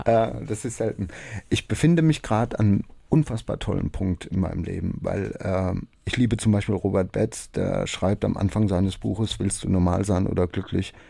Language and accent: German; Rhineland-Palatinate, Germany; bei uns in der Pfalz